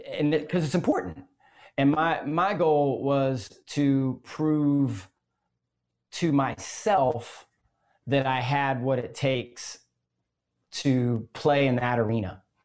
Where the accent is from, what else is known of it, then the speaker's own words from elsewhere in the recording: Gainesville, Florida, United States; I grew up in Gainesville, Florida